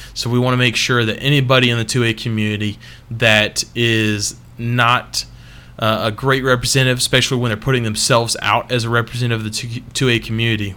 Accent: United States; also born or lived in Alabama; Texas, my fucking home state.

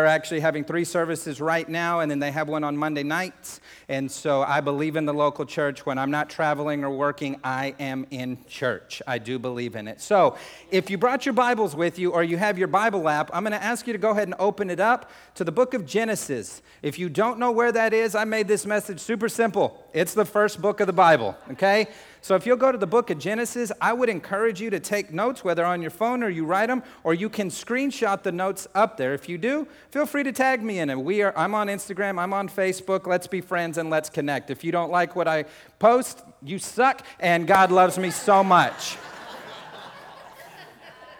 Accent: New Mexico, United States; I'm like, New Mexico

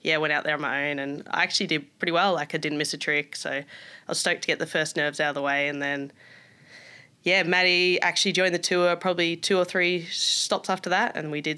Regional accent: Melbourne, Victoria, Australia; moved away as an adult; also born or lived in Germany; now in Gold Coast, Australia; I was growing up in Melbourne, very different to Gold Coast where I live now.

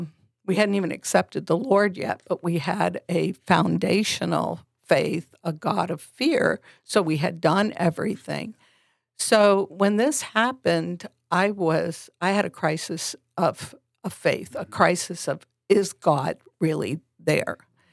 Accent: Vermont, United States; we came from Vermont, very small New England liberal state

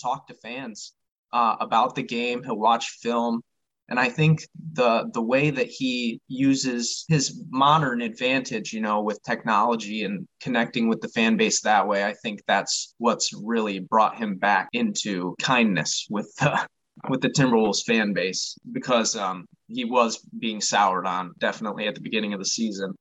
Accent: Michigan, United States; I am from Michigan, that's where I was born and raised

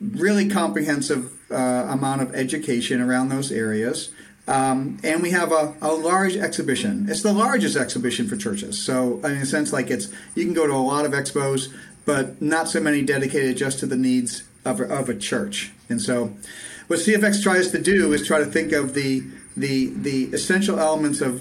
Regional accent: Massachusetts, United States; moved away as an adult; now in Nashville, United States; I was born and raised in Massachusetts, but now I live in Nashville, Tennessee

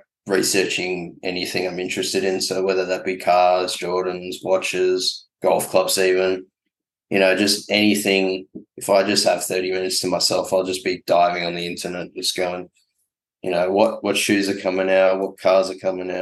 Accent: Melbourne, Victoria, Australia; I'm born and bred in Melbourne

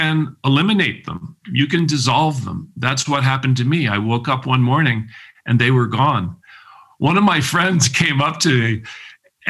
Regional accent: United States; also born or lived in Cleveland, Ohio; growing up in America

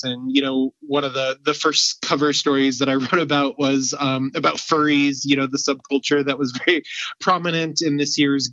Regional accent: Virginia, United States; now in Colorado, United States; I'm originally from Virginia, so I didn't get to Colorado until 2005

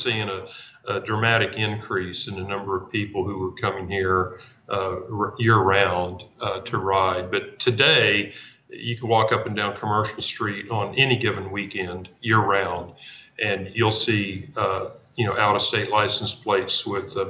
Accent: a town not far from Emporia, Kansas, United States; I grew up in a town not far from here

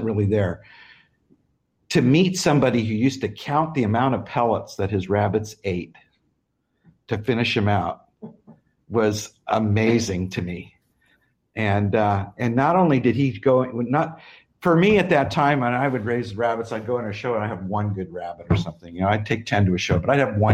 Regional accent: Arizona, United States; I grew up in Arizona

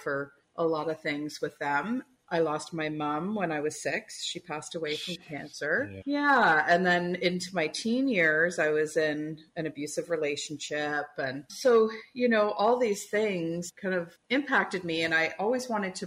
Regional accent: Toronto, Ontario, Canada; I grew up in Toronto

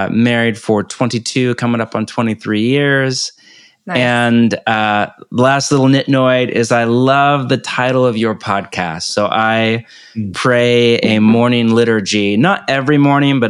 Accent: California, United States; moved away as an adult; also born or lived in Portland, Oregon; now in Topanga Canyon, United States; born and raised in California

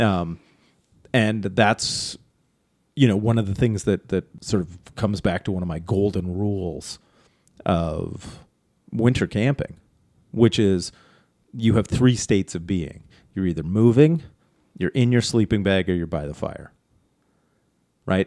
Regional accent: Canada; as our Canadian, us Canadians say. I was gonna say our Canadian friends, but I'm one of them.

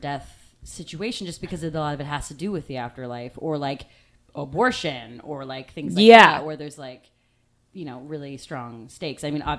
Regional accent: Australia; Yeah, most common that I have with Chris Hemsworth is that I'm Australian through and through.

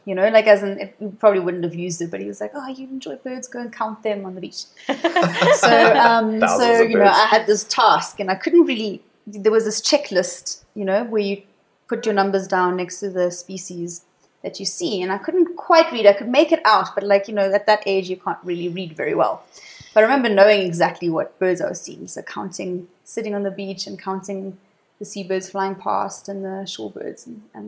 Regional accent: Namibia; also born or lived in Johannesburg, South Africa; we moved up there when I was two, and I grew up, did my whole childhood there, where my parents did conservation work

